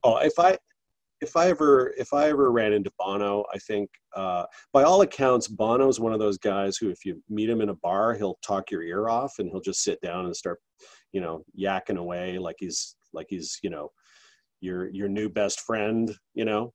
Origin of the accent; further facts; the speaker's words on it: Canada; I'm Canadian